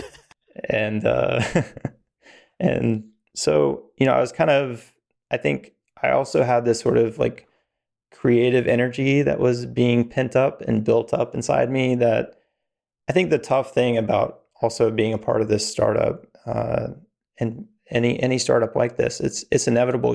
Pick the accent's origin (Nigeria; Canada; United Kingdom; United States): United States; Virginia, North Carolina, the South; also born or lived in Atlanta, Georgia; I grew up, uh, in the, the South in, in Virginia, North Carolina